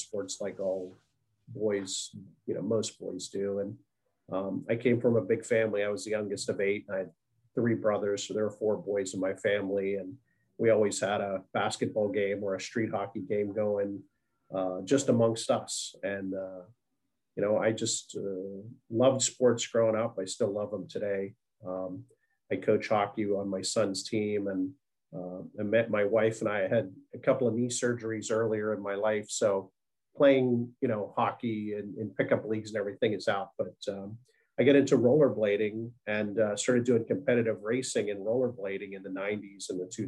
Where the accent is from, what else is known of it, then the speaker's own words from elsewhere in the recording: Pittsburgh, Pennsylvania, United States; moved away as an adult; also born or lived in Washington, D.C.; born and raised, right? Yeah, I left when I got out of school